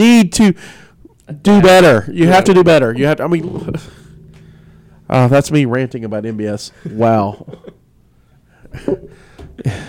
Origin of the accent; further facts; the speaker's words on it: Alabama, United States; now in West Virginia, United States; I was raised in Alabama.